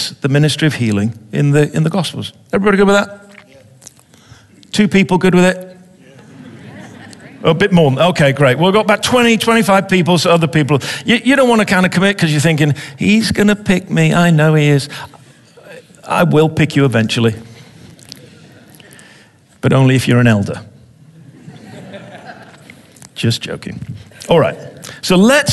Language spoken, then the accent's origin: English; England, United Kingdom; I'm an Englishman.